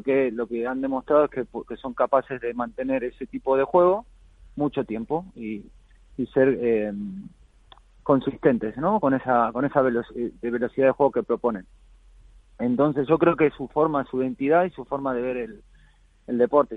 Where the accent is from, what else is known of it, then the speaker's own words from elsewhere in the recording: Argentina; now in Spain; me fui a Argentina, estuve ahí más de dos semanas, ahí de vuelta en la, tierra y las raíces y bien, bien con la familia